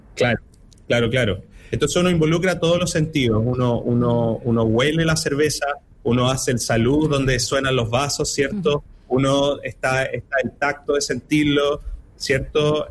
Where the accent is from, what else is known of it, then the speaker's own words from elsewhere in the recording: Chile; nuestra identidad como, como chilenos y chilenas